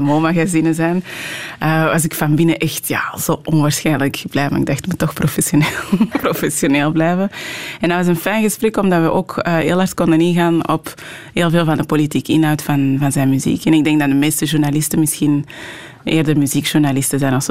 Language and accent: Dutch; Merksem, Flanders, Belgium; first language French; Dutch is a second language; also born or lived in Anderlecht, Brussels; now in Portsmouth, United Kingdom; toen ik vier en een half was, ongeveer samen met mijn zus, eh, richting Antwerpen gekomen. Ehm, ons moeder was, eh, overleden. We zijn eigenlijk in een pleeggezin in het Antwerpse terechtgekomen